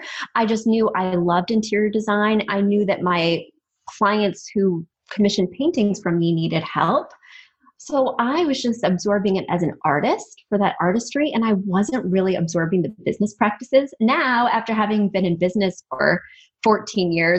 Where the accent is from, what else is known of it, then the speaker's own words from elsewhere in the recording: Midwest, United States; I grew up in the Midwest